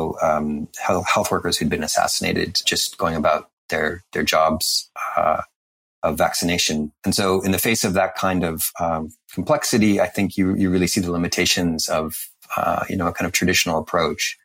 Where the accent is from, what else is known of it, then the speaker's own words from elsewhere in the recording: Canada; I'm Canadian